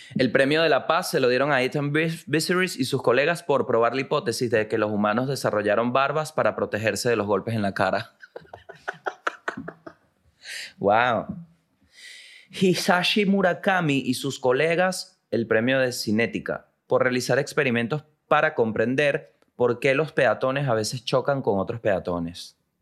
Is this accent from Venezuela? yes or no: yes; La Guaira, Venezuela; now in Santiago, Chile; Yo nací en La Guaira.